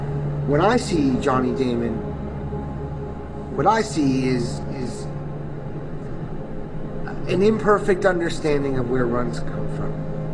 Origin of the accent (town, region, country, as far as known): Maryland, United States